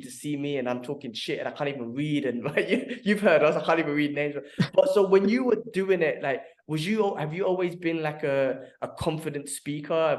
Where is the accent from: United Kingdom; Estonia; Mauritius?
United Kingdom; London; moved away as an adult; now in Dubai, United Arab Emirates; My father built his life there and got us to where we are now. We born and raised there.